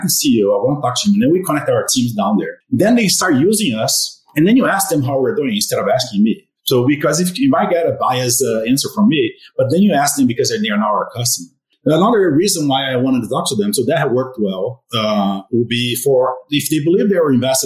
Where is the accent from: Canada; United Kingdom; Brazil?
Brazil; also born or lived in Arizona; now in Colorado, United States; I'm from Brazil.